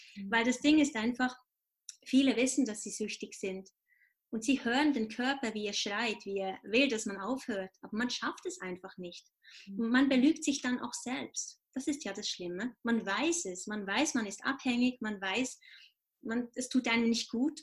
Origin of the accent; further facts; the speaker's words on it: Switzerland; ich bin Schweizer